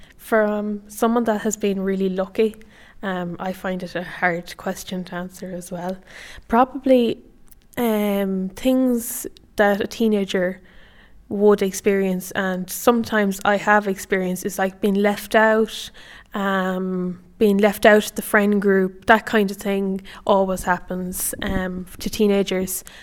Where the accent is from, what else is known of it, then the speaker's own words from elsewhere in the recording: County Sligo, Connacht, Ireland; I'm fifteen years old and I'm from Buddenadin, County Sligo